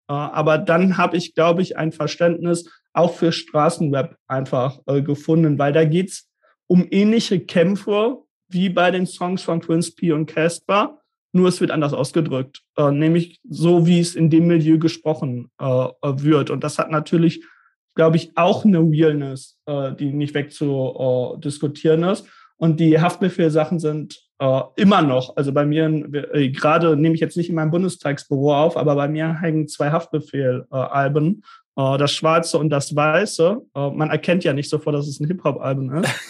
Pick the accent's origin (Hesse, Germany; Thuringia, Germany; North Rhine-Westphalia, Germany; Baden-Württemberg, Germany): North Rhine-Westphalia, Germany; suburb of Bielefeld; Ich komme nicht gebürtig aus Bielefeld, sondern aus so einer Vorstadt quasi, aus reda